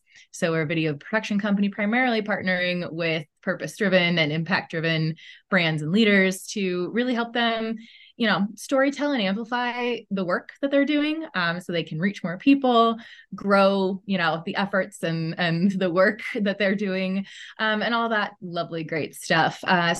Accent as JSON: {"language": "English", "region": "Midwest", "country": "United States", "tie": "born or raised there", "also_born_or_lived": "Chicago", "said": "I grew up in the Midwest, though, and I lived in Chicago for a decade prior to moving here with my family. So Midwesterner pretty much through and through"}